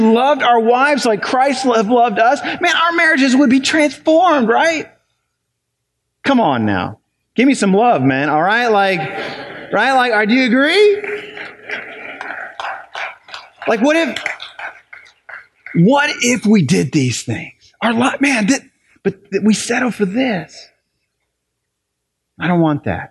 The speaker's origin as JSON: {"language": "English", "region": "Ohio", "country": "United States", "moved": "yes", "lives_now": "New Albany, United States", "said": "I'm from Ohio"}